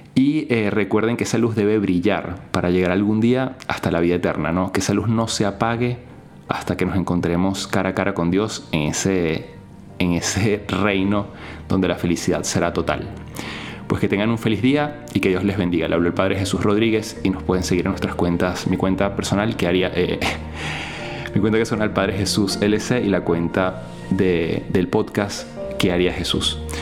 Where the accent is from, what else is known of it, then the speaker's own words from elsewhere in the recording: Venezuela; en mi país, en Venezuela